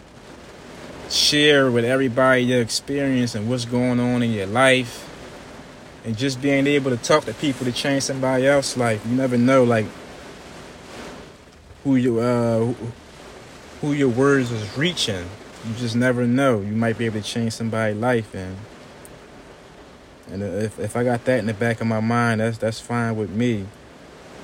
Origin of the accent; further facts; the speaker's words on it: Philadelphia, Pennsylvania, United States; growing up in Philadelphia